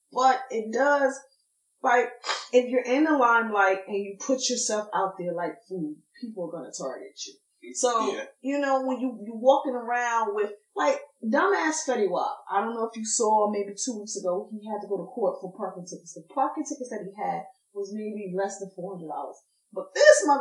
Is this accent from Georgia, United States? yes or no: no; Passaic County, New Jersey, United States; I'm from Passaic County